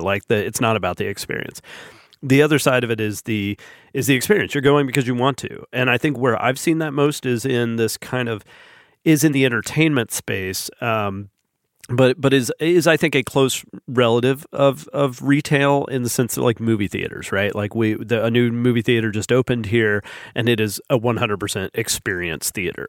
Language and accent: English; Huntsville, Alabama, United States; someone from Huntsville